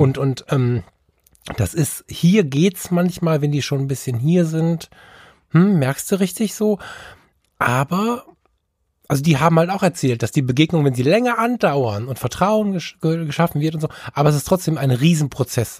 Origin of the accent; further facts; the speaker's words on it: Düsseldorf, North Rhine-Westphalia, Germany; ich bin ja Düsseldorfer